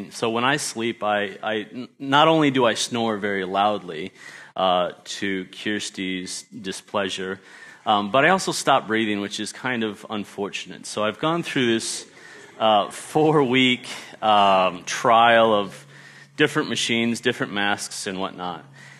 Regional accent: Australia; also born or lived in United States; And so I grew up in Australia and went back to the States, lost my accent, unfortunately, and then was able to come back here and teach at the Christian school for 2 years.

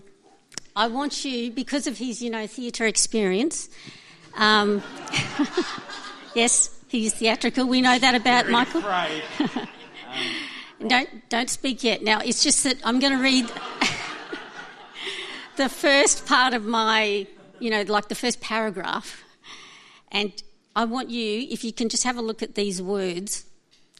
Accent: Brisbane, Queensland, Australia; also born or lived in Alice Springs / Darwin; In 1974, the year was almost over by the time my family moved to Brisbane, and we moved from Darwin

